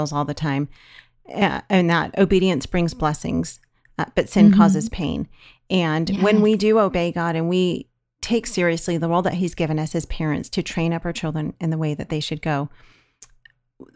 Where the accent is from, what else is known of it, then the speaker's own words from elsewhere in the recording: California, United States; we're from California